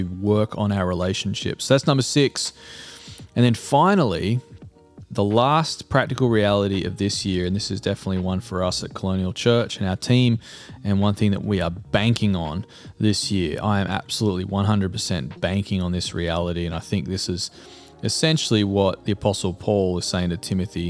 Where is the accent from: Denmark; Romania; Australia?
Australia; now in United States; Being an Australian and living in the US means that I have relationships with people back home, you know, back in Australia